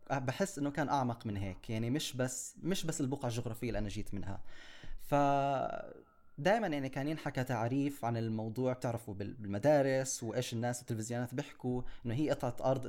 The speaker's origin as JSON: {"language": "Arabic", "region": "Jerusalem", "country": "Palestine", "tie": "born or raised there", "also_born_or_lived": "United Kingdom", "said": "أنا انخلقت في القدس انولدت بالقدس بالبدايات ما عشت كثير يعني كنا عايشين ببريطانيا عشت فيها لمدة أربع سنين"}